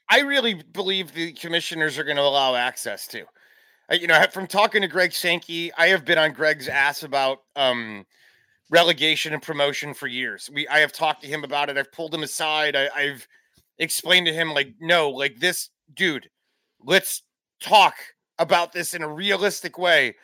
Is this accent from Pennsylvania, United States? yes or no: no; Chicago, Illinois, United States; moved away as an adult; also born or lived in Tennessee; I grew up in the Chicagoland area.